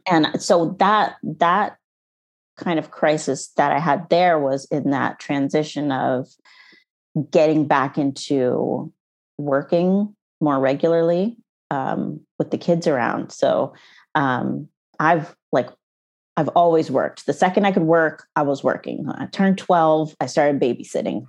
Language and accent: English; United States; moved away as an adult; also born or lived in Canada; We moved to, um, to the States and, well, I was pregnant with my son and then, um, and we lived with my parents